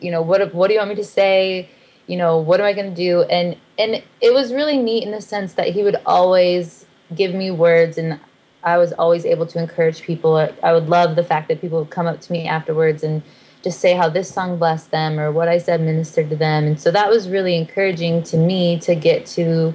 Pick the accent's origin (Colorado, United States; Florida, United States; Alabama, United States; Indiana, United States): Indiana, United States; South Bend; moved away as an adult; also born or lived in Nashville, Tennessee; we're both from South Bend, Indiana, but I lived in Nashville